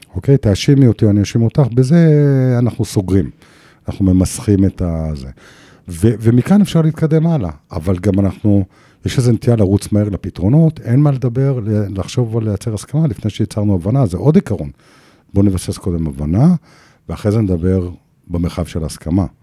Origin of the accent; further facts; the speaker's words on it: Jerusalem, Jerusalem District, Israel; בירושלים, אימא שלי מכינה, היא באה מעבודה, מכינה ארוחת צהריים, ואנחנו מדברים. עכשיו, היא, היא, וגדלתי בבית נהדר וחם ונורמטיבי